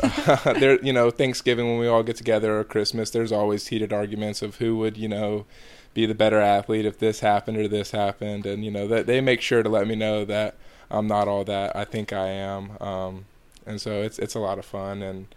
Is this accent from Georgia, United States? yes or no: yes; Georgia, United States; I'm from Georgia, but I don't think I have a Southern accent at all.